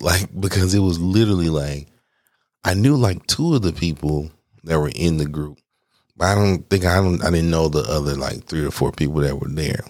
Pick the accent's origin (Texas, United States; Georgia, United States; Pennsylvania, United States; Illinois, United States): Georgia, United States; Atlanta; now in Arizona, United States; I'm from Atlanta